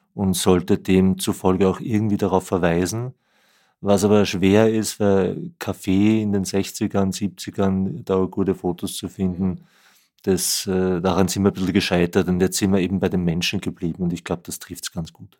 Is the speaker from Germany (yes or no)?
no; Vienna, Austria; ich bin Wiener bin in Wien geboren und aufgewachsen